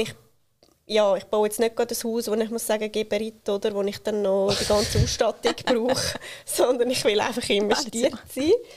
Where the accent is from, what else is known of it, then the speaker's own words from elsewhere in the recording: Switzerland; wir Schweizerinnen und Schweizer